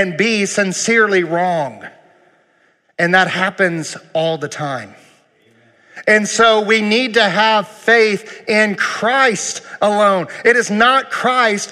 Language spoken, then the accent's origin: English; United States; I'm proud to be an American